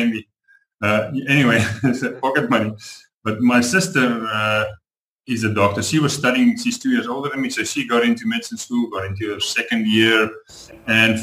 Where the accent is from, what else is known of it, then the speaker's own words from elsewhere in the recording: South Africa; moved away as an adult; also born or lived in Canada / Panama; I'm from South Africa.